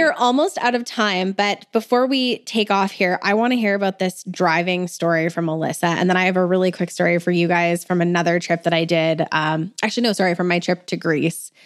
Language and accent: English; Alberta, Canada; I'm from Alberta